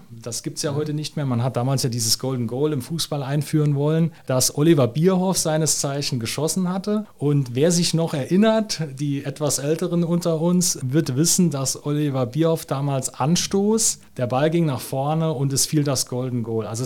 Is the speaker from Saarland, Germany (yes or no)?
yes; Saarland, Germany; Unter anderem dann auch Dennis Lück uns ja als Saarländer etwas stolz macht